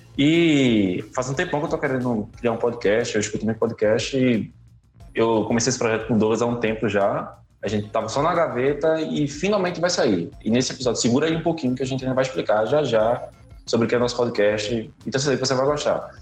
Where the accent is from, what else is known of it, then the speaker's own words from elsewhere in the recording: Pernambuco, Brazil; Eu sou pernambucano